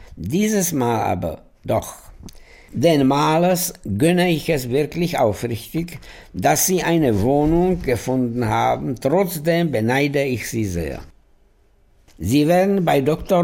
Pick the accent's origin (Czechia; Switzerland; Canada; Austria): Czechia; Prague; ich bin in Prag geboren, in einer total assimilierten jüdischen Familie